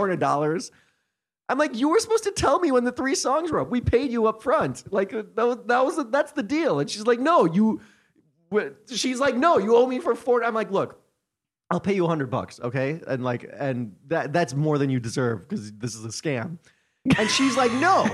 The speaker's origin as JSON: {"language": "English", "country": "United States", "said": "I'm from America"}